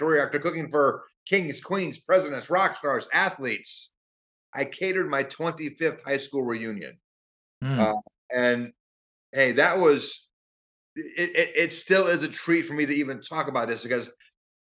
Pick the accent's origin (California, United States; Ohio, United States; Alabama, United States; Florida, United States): Ohio, United States; Brownhelm; moved away as an adult; also born or lived in New York City / Pearl Harbor, Hawaii; growing up in the 60s and 70s in Brown Helm, Ohio